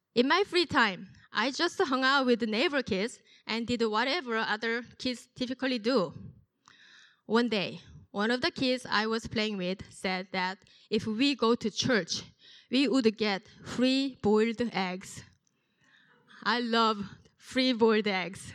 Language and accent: English; South Korea; moved away; I was born and raised in South Korea.